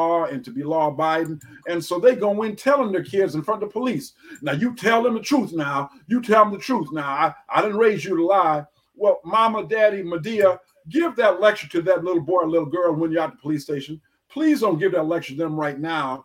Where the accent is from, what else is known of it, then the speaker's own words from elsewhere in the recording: Ann Arbor, Michigan, United States; growing up in Ann Arbor